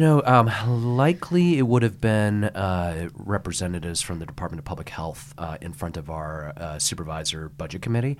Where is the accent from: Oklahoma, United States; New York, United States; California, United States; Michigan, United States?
California, United States; San Francisco; I grew up on the Polk Street, uh, corridor